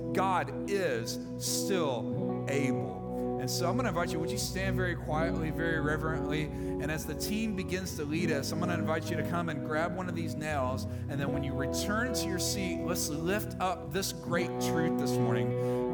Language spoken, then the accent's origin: English; Mississippi, United States; I'm from Mississippi